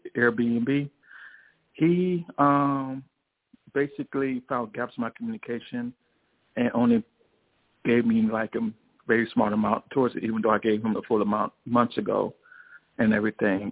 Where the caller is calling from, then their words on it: Chicago, Illinois, United States; I'm calling from Chicago